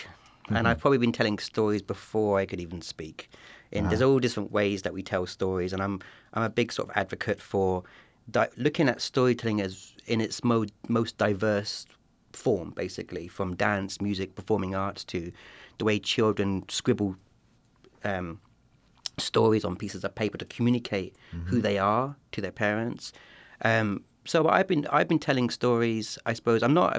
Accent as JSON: {"language": "English", "town": "Eastbourne", "region": "South East England", "country": "United Kingdom", "tie": "born or raised there", "said": "I was the first non-white person born in my hometown in southern England, in Eastbourne, a small town of about 80,000 people."}